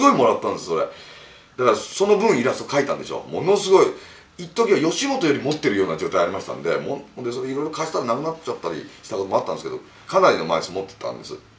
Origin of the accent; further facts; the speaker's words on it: Kyoto, Japan; born or raised there; now in Tokyo, Japan